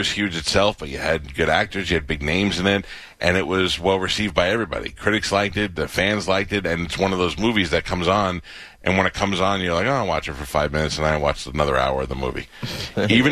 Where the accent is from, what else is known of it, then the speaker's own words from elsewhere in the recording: New York City, New York, United States; now in Tampa Bay area, United States; I grew up poor in Staten Island